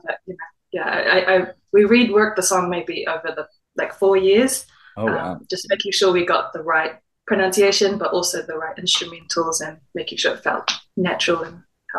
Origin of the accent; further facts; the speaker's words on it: New Zealand; So, yeah, I'm Māori from Ngāti Kainunu, Tainui, and Rangitāne.